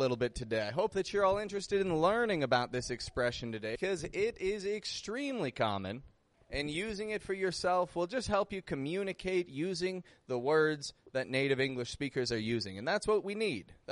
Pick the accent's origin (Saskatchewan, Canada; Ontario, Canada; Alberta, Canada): Ontario, Canada; Toronto; moved away as an adult; now in Mexico; I'm from Toronto. I live in Mexico